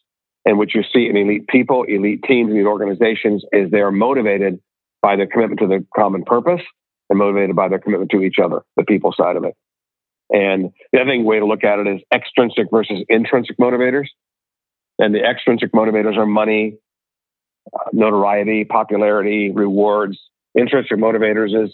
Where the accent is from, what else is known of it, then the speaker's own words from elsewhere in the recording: Ohio, United States; I'm from Ohio.